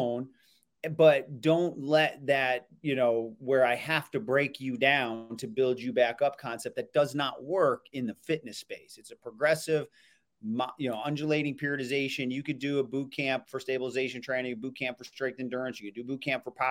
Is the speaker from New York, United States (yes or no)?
yes; Elmira, New York, United States; I'm from Elmira, New York